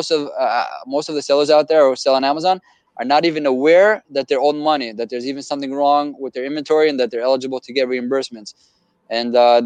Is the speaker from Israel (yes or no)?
yes; Israel; moved away as an adult; now in United States; Born and raised in Israel